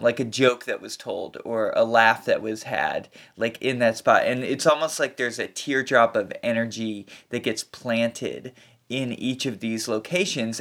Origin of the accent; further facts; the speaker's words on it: Kentucky, United States; moved away; I'm from Kentucky, and we live on a little p, piece of land, it's about twenty-five acres